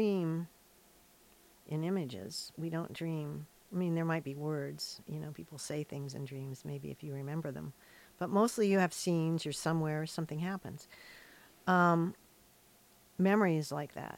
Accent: Hillsboro, Ohio, United States; born or raised there; now in Astoria, United States

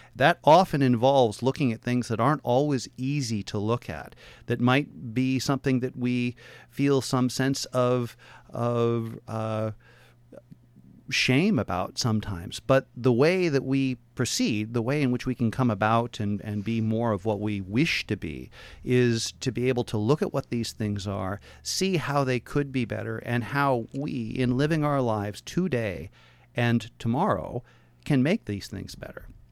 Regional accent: Portland, Oregon, United States; born and raised in Portland

